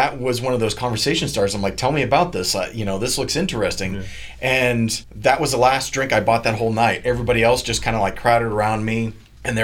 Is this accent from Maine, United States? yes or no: yes; Maine, United States; moved away as an adult; also born or lived in Texas / Florida; Originally, I'm from Maine